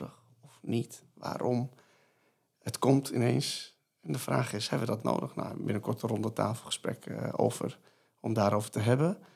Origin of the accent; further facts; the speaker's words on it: Netherlands; willen wij dit als Nederlanders?